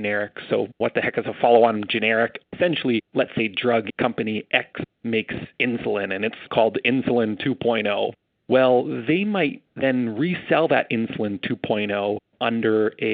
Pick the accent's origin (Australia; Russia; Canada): Canada; as a Canadian